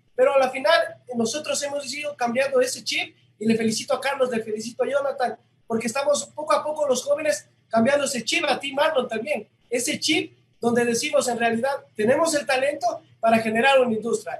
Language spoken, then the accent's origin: Spanish; Loja, Ecuador; nosotros como ecuatorianos o como lojanos